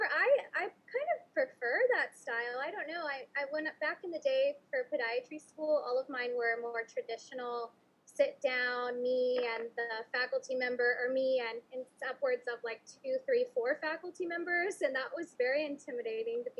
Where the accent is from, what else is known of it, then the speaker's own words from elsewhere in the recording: San Antonio, Texas, United States; here in my hometown